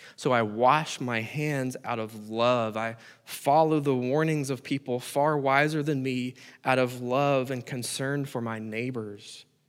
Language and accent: English; United States; As American Christians